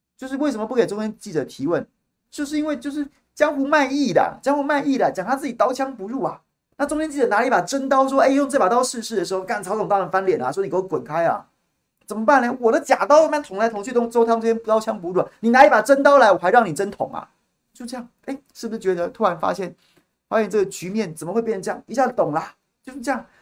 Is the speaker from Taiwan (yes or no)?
yes; Taiwan; 我们一辈子生在这里，长在这里